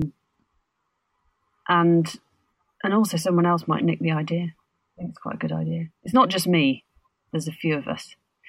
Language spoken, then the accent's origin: English; Birmingham, West Midlands, United Kingdom; as a Brummie